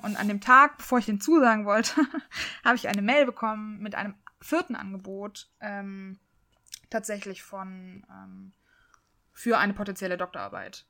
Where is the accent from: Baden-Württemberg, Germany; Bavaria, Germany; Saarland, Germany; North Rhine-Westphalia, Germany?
North Rhine-Westphalia, Germany; Leverkusen; moved away; ich komme aus Leverkusen